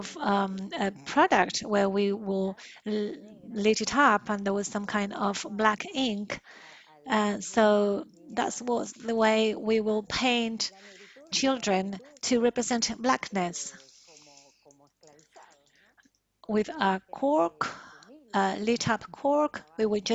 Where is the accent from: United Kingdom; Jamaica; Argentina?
Argentina; in our country